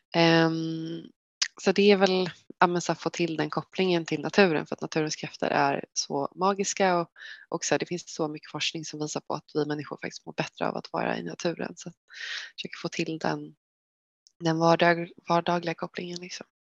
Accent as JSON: {"language": "Swedish", "town": "Västervik", "region": "Kalmar County", "country": "Sweden", "tie": "born or raised there", "moved": "as an adult", "lives_now": "Stockholm, Sweden", "said": "jag är uppvuxen i Västervik i Småland som är en liten vacker stad vid havet."}